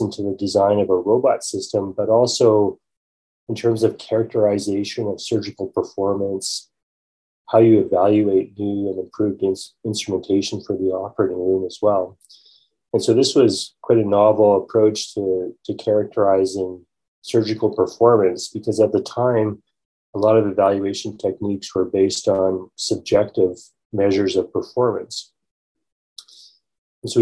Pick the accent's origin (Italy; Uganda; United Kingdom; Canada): Canada; Calgary, Alberta; I grew up in Calgary, Alberta